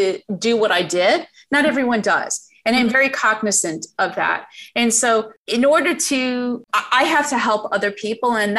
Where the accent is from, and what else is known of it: United States